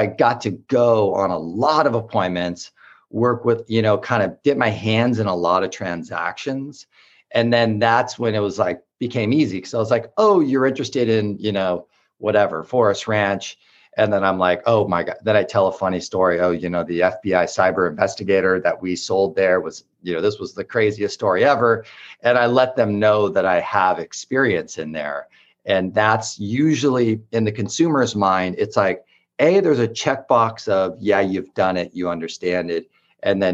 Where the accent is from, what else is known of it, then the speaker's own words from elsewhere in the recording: Orange County, California, United States; also born or lived in Los Angeles / Bay Area; now in San Diego, United States; I'm from Orange County and spent a lot of time in LA, and I spent a lot of time in the Bay Area